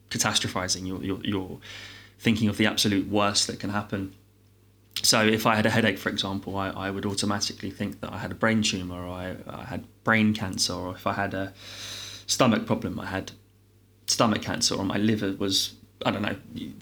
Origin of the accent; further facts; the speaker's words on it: London, United Kingdom; I'm born and raised in London